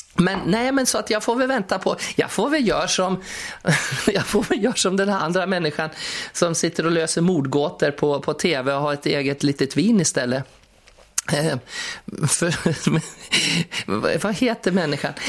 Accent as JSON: {"language": "Swedish", "town": "Skutskär", "region": "Uppsala County", "country": "Sweden", "said": "jag kommer från Skutskär"}